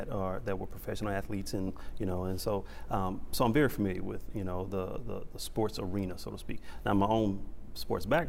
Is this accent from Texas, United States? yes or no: yes; Beaumont, Texas, United States; growing up, I grew up in Beaumont, Texas. I love my hometown, Big Money, Texas